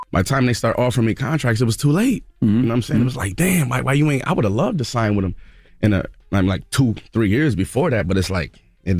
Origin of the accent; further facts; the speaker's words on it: Buffalo, New York, United States; accent: Buffalo; Even though me, I'm from Buffalo. I talk with a Buffalo accent, not a New York City accent.